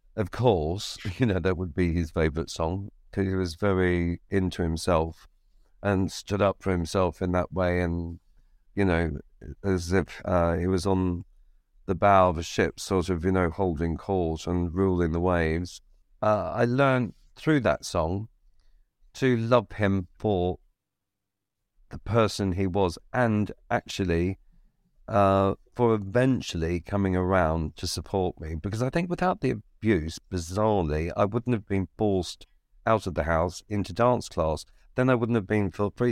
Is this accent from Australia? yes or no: yes; Victoria, Australia; moved away; moved out of Ballarat and into my hometown